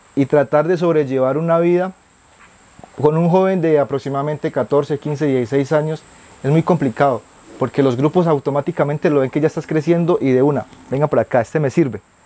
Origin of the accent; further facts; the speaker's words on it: Putumayo, Colombia; moved away; artista indígena, del departamento del Putumayo, nací en la Amazonía, soy quichua, hablante del quechua